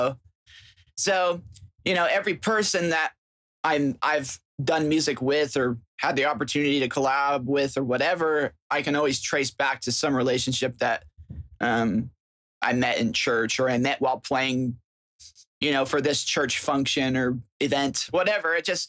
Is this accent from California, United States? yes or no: no; Puyallup, Washington, United States; moved away as an adult; also born or lived in Seattle, Washington / Florida; I grew up in a little town called Puyallup, Washington